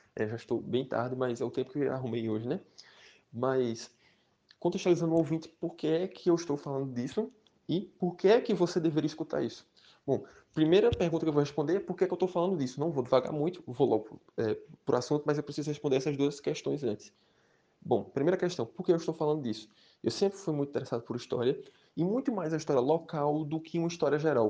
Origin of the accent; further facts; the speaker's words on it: Caruaru, Pernambuco, Brazil; sou da cidade de Caruaru